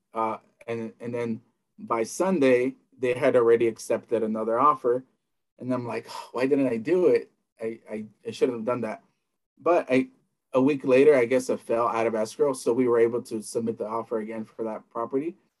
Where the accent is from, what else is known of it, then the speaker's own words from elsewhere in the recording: Southern California, United States; also born or lived in El Salvador; I grew up in the United States, uh, between mostly in, in, California, northern for a few years, and mostly in Southern California